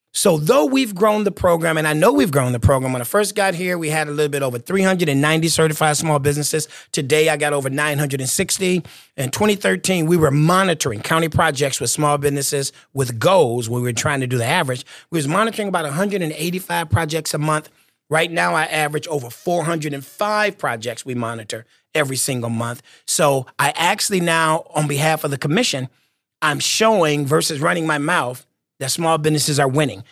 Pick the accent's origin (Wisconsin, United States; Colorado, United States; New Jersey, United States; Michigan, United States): Michigan, United States; moved away as an adult; also born or lived in Washington, D.C.; my home state of Michigan